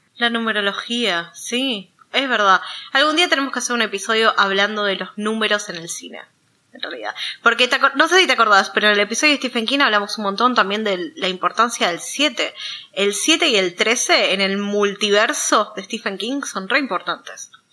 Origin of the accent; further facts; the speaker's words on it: Argentina; nosotros, siendo de Argentina